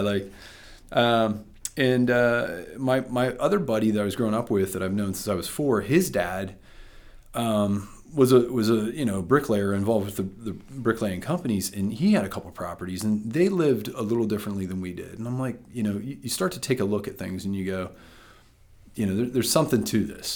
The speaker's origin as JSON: {"language": "English", "town": "Freeport", "region": "Pennsylvania", "country": "United States", "tie": "born or raised there", "also_born_or_lived": "Nashville, Tennessee", "lives_now": "Sarver, United States", "said": "I was born and raised in Freeport"}